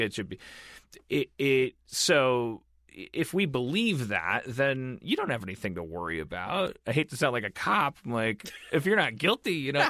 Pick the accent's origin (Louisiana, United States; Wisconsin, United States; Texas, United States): Wisconsin, United States; Milwaukee; I'm from Milwaukee, one of the most segregated white black cities in the United States